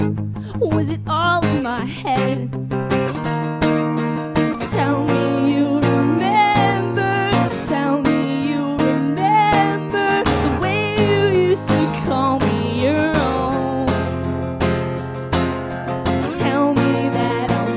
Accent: Flowery Branch, Georgia, United States; my hometown of Flowery Branch, Georgia

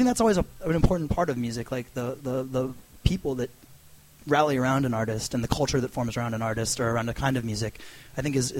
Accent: Annapolis, Maryland, United States; also born or lived in Washington, D.C., United States; I'm from Annapolis, Maryland.

